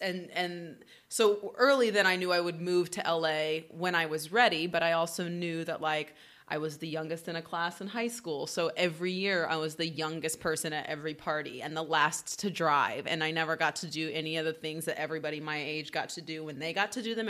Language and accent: English; Oklahoma, United States; moved away; I'm from the Midwest